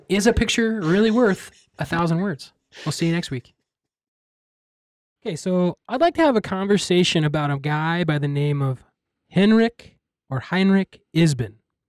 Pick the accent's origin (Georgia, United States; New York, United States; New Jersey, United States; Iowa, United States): Iowa, United States; I'm from Iowa.